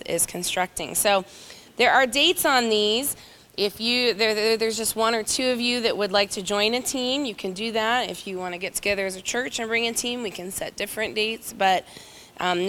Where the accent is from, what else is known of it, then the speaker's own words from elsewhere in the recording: Indiana, United States; moved away as an adult; now in Cochabamba, Bolivia; We're originally from Indiana, the very northeast corner. James and I went to high school together